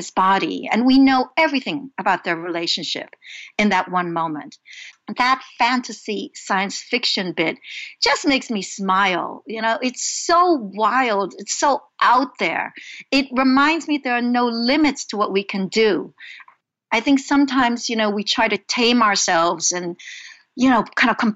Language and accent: English; New York City, New York, United States; also born or lived in Hong Kong; I immigrated from Hong Kong to Brooklyn, New York, when I was 5, and we were very poor.